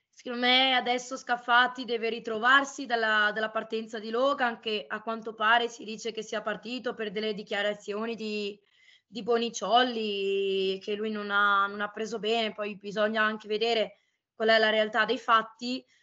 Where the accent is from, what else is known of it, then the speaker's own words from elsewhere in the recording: Venice, Veneto, Italy; da veneziana